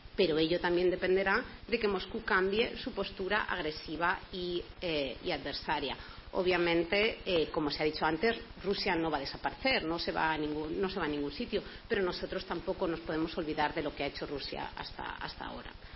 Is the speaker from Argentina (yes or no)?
no; Toledo, Castilla-La Mancha, Spain; yo además soy de Toledo y siempre es un honor poder jugar en casa